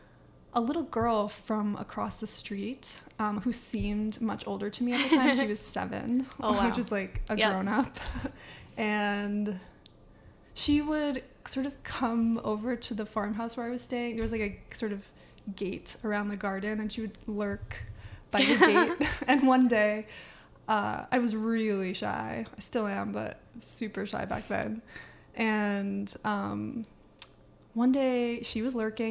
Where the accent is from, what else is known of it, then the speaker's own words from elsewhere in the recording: Northampton, Massachusetts, United States; also born or lived in Ireland; In Holyoke, Massachusetts, which is near where I grew up in Northampton, Mass